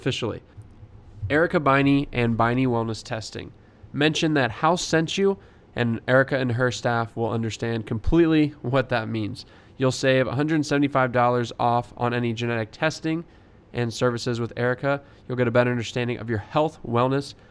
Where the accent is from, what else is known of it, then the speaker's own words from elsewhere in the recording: Gilbert, Arizona, United States; local Arizona man growing up in Gilbert